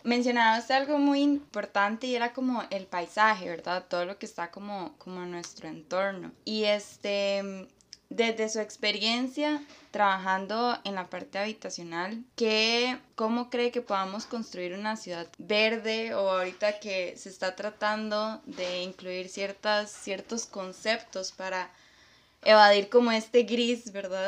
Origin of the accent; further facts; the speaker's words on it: Costa Rica; nosotros como costarricenses